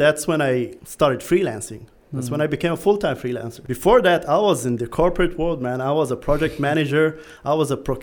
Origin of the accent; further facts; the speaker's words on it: Dubai, United Arab Emirates; moved away as an adult; now in Bali, Indonesia; I grew up in Dubai and that's where I lived. I studied, stayed there almost my whole life.